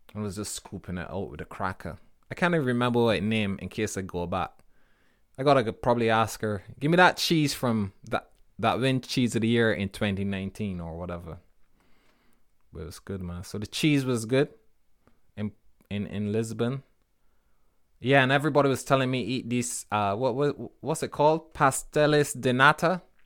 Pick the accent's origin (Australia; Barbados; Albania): Barbados; moved away; When I was growing up in Barbados